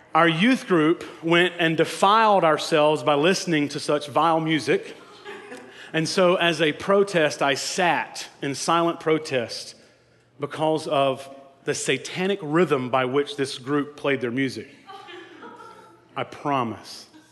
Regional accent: North Carolina, United States; the last Mohicans was filmed in my hometown.

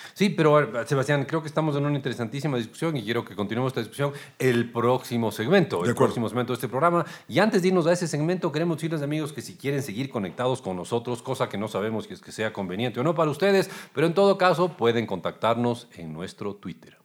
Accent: Ecuador; nosotros como ecuatorianos

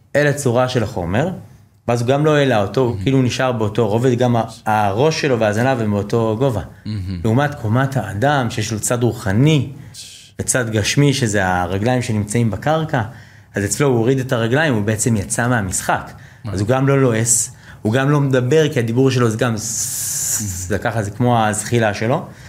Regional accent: United States; now in Israel; אני יליד ארה"ב, אה, אבא שלי ישראלי, אימא אמריקאית

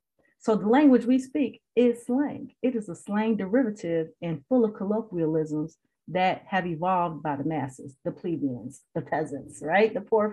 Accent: Midwest, United States; also born or lived in Boston; Oh, Midwest, right?

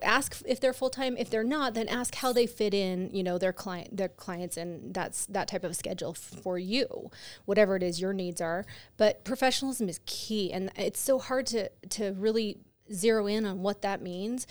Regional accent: California, United States; moved away; I grew up in California

